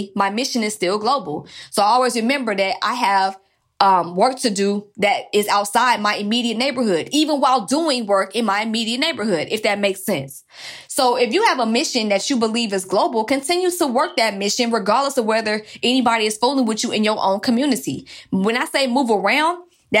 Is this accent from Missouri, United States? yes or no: no; Atlanta, Georgia, United States; I'm from Atlanta